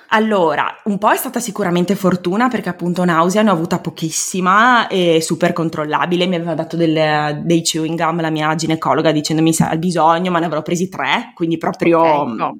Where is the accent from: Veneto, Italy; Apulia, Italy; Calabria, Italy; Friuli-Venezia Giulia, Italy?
Veneto, Italy; also born or lived in Province of Treviso; sono veneta, eh, abito in provincia di Treviso